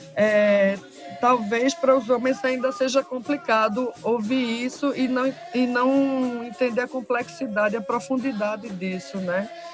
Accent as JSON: {"language": "Portuguese", "town": "Recife", "region": "Pernambuco", "country": "Brazil", "said": "Eu sou do bairro da Várzea e aqui era muito forte na época, no ano 90"}